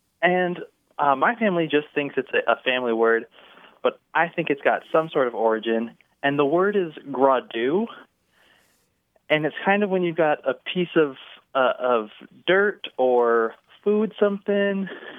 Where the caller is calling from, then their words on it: Dallas, Texas, United States; I'm from Dallas, Texas.